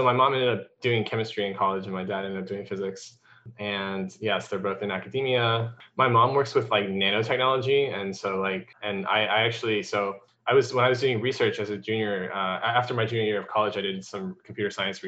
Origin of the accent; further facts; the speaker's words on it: North Carolina, United States; moved away; also born or lived in Hangzhou, China / Arkansas / Indiana; I pretty much stayed in North Carolina for like my most of my life from, age 9 or something like that until pretty recently. And yeah, so I grew up there